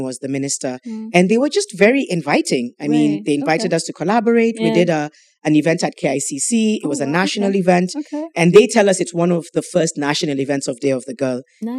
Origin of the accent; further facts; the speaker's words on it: Mombasa, Mombasa County, Kenya; I grew up in Mombasa.